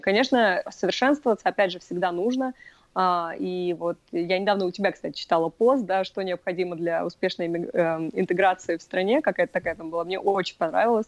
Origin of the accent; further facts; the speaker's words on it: Russia; moved away as an adult; also born or lived in Moscow; now in New York, United States; я из России